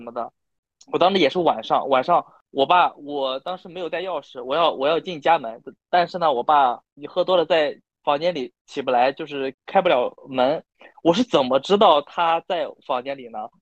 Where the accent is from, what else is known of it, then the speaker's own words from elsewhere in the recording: Shandong, China; 我是山东人嘛，然后我从小就经历过这种酒桌文化，然后我爸也是做餐饮这方面的